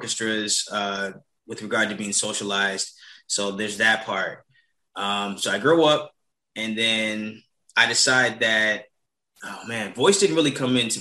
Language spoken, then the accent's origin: English; Chicago, Illinois, United States; Growing up in Chicago